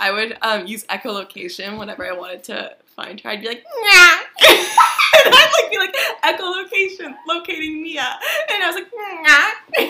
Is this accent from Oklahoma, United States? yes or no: no; California, United States; yeah, I am from California.